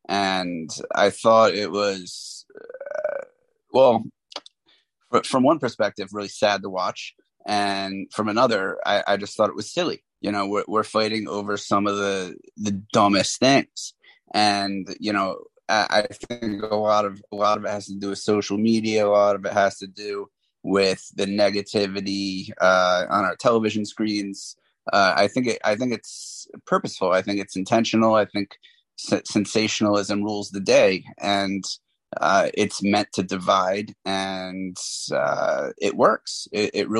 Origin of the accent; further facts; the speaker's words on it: Holmdel, New Jersey, United States; moved away as an adult; also born or lived in New Orleans, Louisiana; now in New York City, United States; I grew up in Jersey, Central Jersey